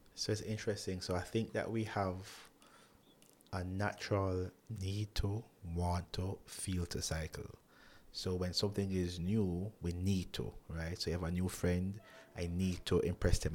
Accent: Jamaica; who I grew up with here in Jamaica

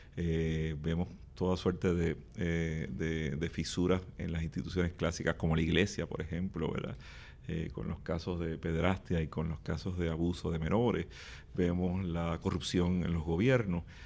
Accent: Puerto Rico; somos los mismos puertorriqueños y puertorriqueñas

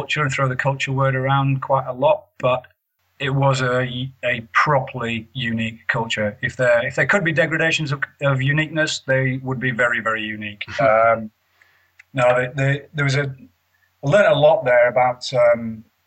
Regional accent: Yorkshire and the Humber, United Kingdom; I'm a Yorkshire lad. I grew up playing rugby and cricket.

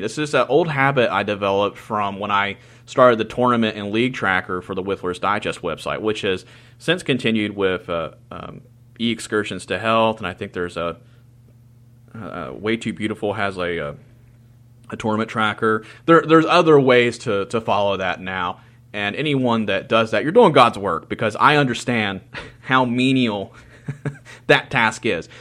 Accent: Teays Valley, West Virginia, United States; also born or lived in Charleston, West Virginia; Taze Valley, which is a suburb of Charleston, West Virginia, and my hometown

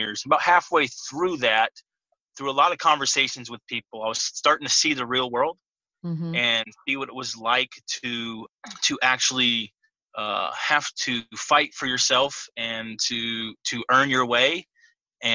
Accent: California, United States; I grew up in California

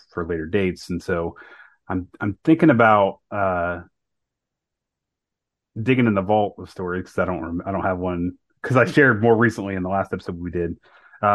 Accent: Ohio, United States; also born or lived in North Carolina; my wife and I was from Ohio

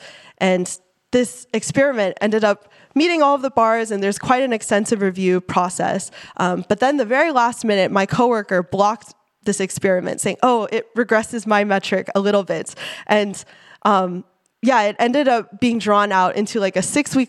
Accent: Silicon Valley, California, United States; I grew up in the Silicon Valley

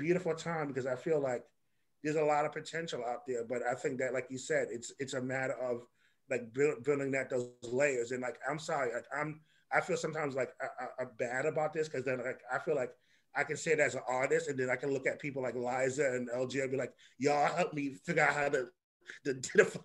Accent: New York City, New York, United States; when I was growing up in Harlem, I, you know, like Algier is my Harlem homeboy. I was on 155th

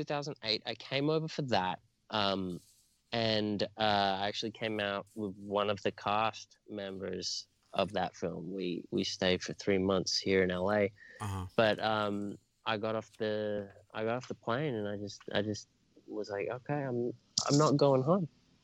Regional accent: Sydney, New South Wales, Australia; born or raised there; moved away as an adult; also born or lived in England; now in Los Angeles, United States

